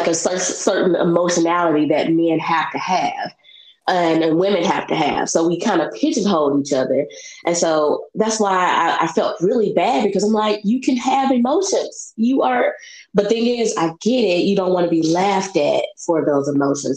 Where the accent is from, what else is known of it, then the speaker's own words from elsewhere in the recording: Memphis, Tennessee, United States; I'm from Memphis.